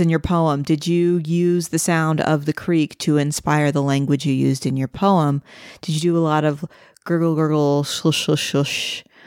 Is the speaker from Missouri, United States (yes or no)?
yes; St. Louis, Missouri, United States; I grew up in Saint Louis, which is right on the Mississippi River